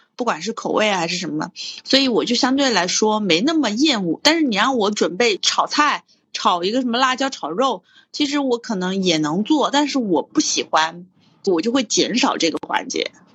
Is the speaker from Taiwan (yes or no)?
no; Hunan, China; 我已经背叛了我湖南人的身份